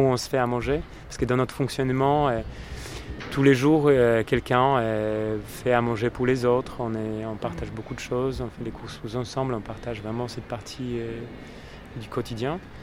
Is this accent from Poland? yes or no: yes; Poland; now in France; je suis né en Pologne, euh, j'ai vécu mon enfance à la campagne